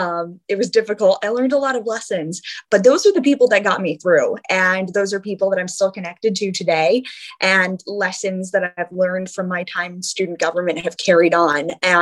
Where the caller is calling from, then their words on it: Rhode Island, United States; So I'm calling you from Rhode Island. Rhode Island's been my home for now most of my life, but it hasn't always been the case. I've been all over, but since 2010, I've been in Rhode Island